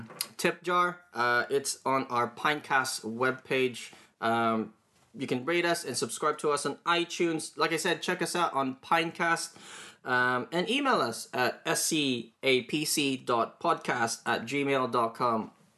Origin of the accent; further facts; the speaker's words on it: Greece; No, I'm from Greece. I have no idea about these types of things.